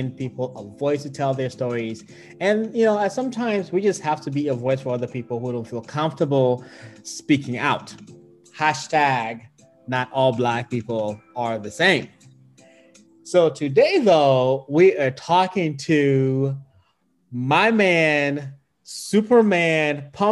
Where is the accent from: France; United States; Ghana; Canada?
Ghana; growing up in Ghana